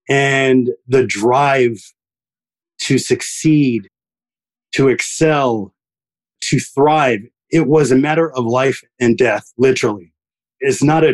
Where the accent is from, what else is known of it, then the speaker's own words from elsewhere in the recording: New York, United States; first language French and Haitian Creole; English is a second language; I was born in New York in Queens, Flushing Hospital, lived there till I was 6 or 7 years old